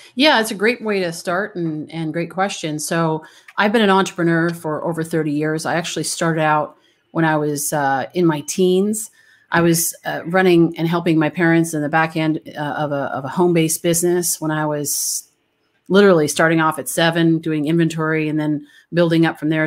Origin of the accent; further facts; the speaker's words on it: Canada; moved away; I'm originally from Canada